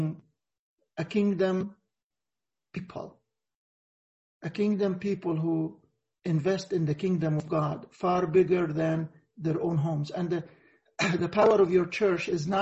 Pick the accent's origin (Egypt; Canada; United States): Egypt; it happened in our country, in Mount Sinai